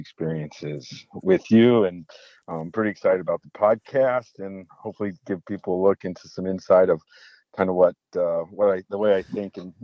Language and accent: English; north central Ohio, United States; now in Minnesota, United States; I grew up north central, like basically in dead center of the state, an hour from the lake, which would be obviously Lake Erie up there.